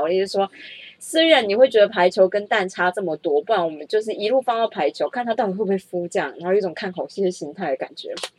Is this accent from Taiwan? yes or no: yes; Taiwan; 我是台湾人